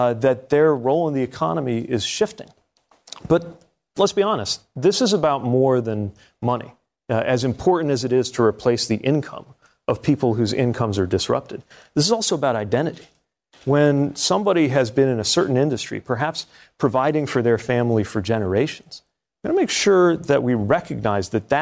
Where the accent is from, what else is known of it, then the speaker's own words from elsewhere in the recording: Indiana, United States; I'm from Indiana